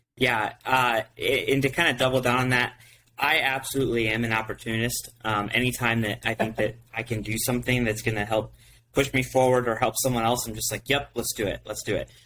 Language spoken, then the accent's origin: English; Ohio, United States; we're from Ohio